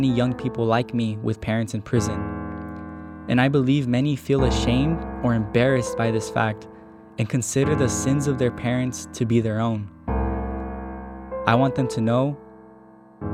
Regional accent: Springdale, Arkansas, United States; My hometown of Springdale, Arkansas, is your prototypical American suburban city

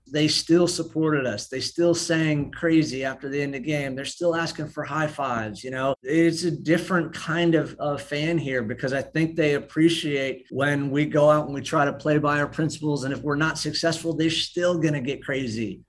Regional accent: St. Louis, Missouri, United States; also born or lived in Oklahoma; I am originally from Oklahoma, but grew up here in Saint Louis

